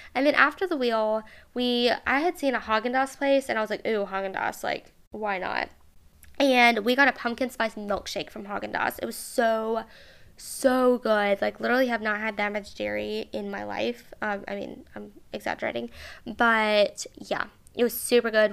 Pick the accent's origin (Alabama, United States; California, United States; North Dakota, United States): Alabama, United States; Mobile